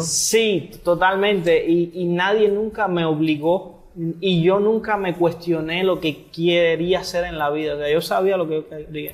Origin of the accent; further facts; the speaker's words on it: Havana, Cuba; moved away as an adult; also born or lived in Holbox, Mexico; now in Yucatán, Mexico; yo vengo de Cuba, de La Habana, Cuba